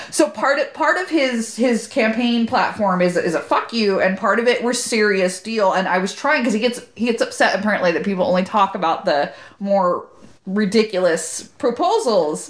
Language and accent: English; Corona, California, United States; moved away as an adult; now in Sacramento, United States; I'm from Corona, from Corona, California.